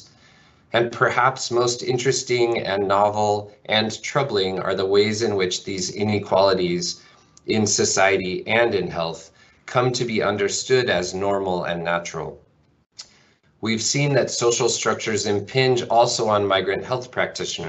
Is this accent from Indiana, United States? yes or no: no; Spokane, Washington, United States; I grew up primarily in Washington State and Spokane, Washington, and Eastern Washington, and I grew up largely on a farm